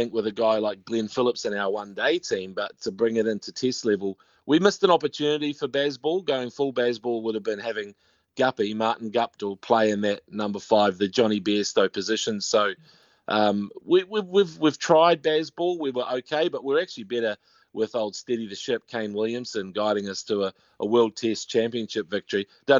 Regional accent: Te Awamutu, Waikato, New Zealand; I'm from a place called Te Awamutu, but it's nearer Kawhia Harbour

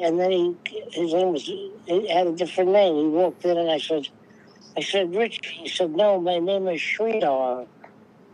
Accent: New York City, New York, United States; I come from Bay Parkway. Right. In Bensonhurst

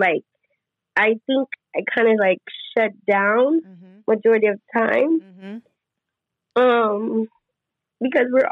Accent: Las Vegas, Nevada, United States; I'm born and raised in Las Vegas

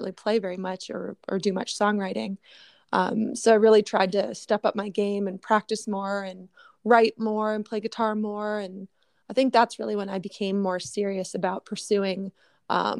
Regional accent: Huntsville, Ontario, Canada; moved away as an adult; also born or lived in Nashville, Tennessee; I was born in Canada, but I go back and forth between my hometown, Huntsville, Ontario, and Nashville, Tennessee.

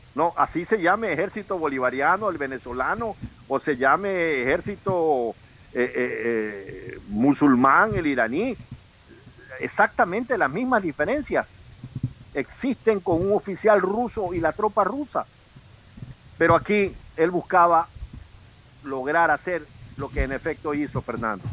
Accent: Ecuador; somos los ecuatorianos

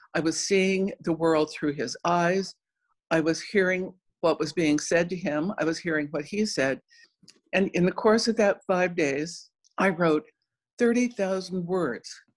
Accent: Cochise County, Arizona, United States; also born or lived in South Dakota; I grew up in Cochise County in the far southeast corner of Arizona, right on the New Mexico Mexican border

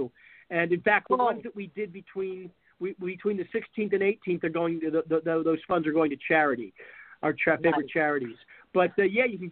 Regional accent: Lancaster, Pennsylvania, United States; moved away; I'm originally from Lancaster

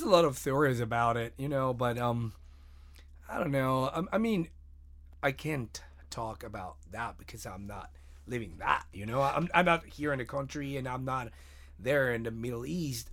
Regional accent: Mexico; I'm from Mexico

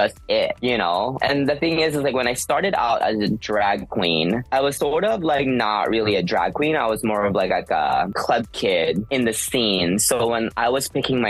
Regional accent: Seattle, Washington, United States; moved away as an adult; also born or lived in Philippines / New York City; now in Los Angeles, United States; So in Seattle, I immigrated there from the Philippines back in 1994. And then I went to, you know, primary school, middle school, and then I went to high school there

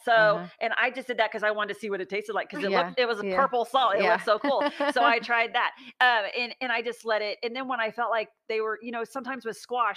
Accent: Austin, Texas, United States; moved away as an adult; also born or lived in Los Angeles; I'm from Austin originally, and I loved being in Austin

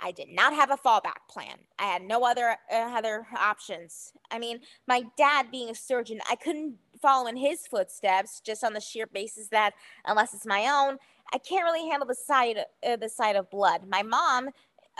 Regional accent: Bedford, New Hampshire, United States; I'm a home bakery owner from Bedford, New Hampshire.

